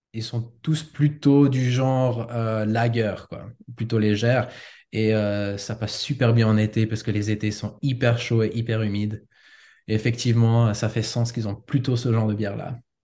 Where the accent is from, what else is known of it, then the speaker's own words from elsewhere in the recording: Switzerland; moved away as an adult; also born or lived in United States / Osaka, Japan; j'ai grandi en Suisse